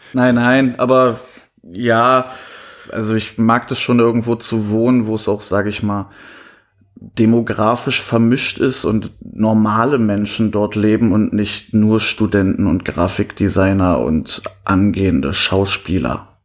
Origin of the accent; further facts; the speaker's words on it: Cottbus, Brandenburg, Germany; moved away as an adult; also born or lived in Leverkusen; now in Berlin, Germany; ich bin in Leverkusen geboren. Als ich ungefähr 10 war, sind wir nach Cottbus gezogen. Da bin ich auch aufgewachsen